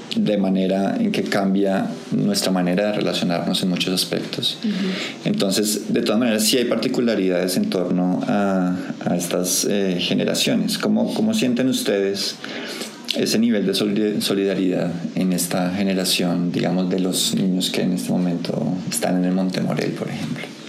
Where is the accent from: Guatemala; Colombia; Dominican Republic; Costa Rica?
Colombia; colombiano, digamos nosotros, o como latinos también